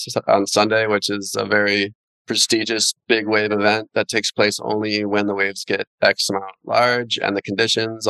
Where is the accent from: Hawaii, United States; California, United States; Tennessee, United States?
Hawaii, United States; Haiku; also born or lived in Keokea, Maui / Kula, Maui; I grew up in Haiku, which is near the ocean, as well as Keokea, which is up high in the mountain